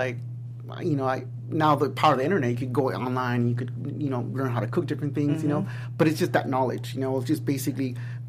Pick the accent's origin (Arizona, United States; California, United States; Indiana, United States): California, United States; Los Angeles; also born or lived in Eagle Rock; I was born and raised in Highland Park.